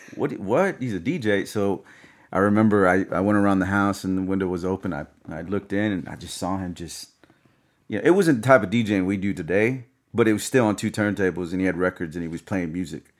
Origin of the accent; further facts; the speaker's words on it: the South, United States; I'm from the South